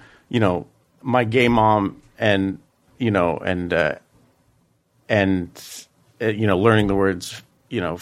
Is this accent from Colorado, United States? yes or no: yes; Colorado, United States; I grew up in Colorado with my mother